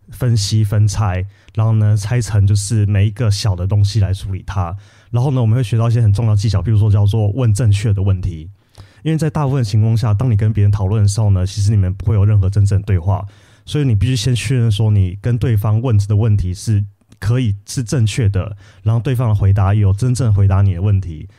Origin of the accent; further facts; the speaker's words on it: Taiwan; also born or lived in Paris, France; 我们台湾人广义中文就是欧洲加美国